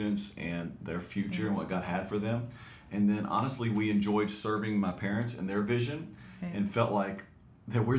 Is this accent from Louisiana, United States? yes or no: yes; Alexandria, Louisiana, United States; also born or lived in Waxahachie, Texas; we got married and moved back to Alexandria, Louisiana, where my parents were pastoring a church